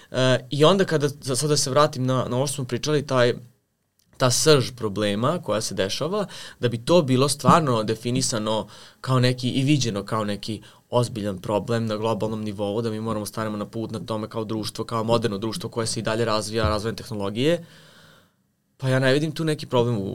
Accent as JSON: {"language": "Croatian", "country": "Serbia", "said": "ti imaš ovde kod nas u Srbiji"}